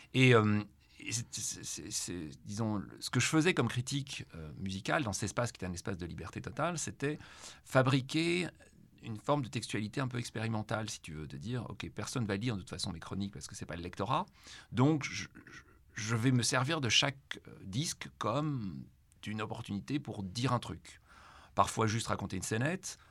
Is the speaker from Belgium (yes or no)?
yes; Brussels, Brussels-Capital Region, Belgium; ma relation à Bruxelles est d'abord une relation avec une ville que je, ne peux pas aimer, mais qu'en même temps, je ne peux pas quitter